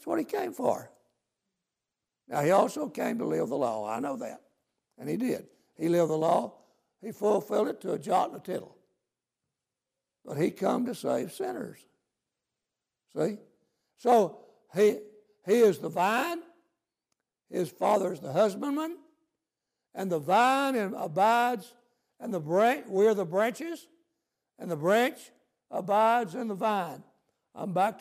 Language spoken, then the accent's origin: English; United States; I'm glad to be an American. I'm glad I was raised where we have the Constitution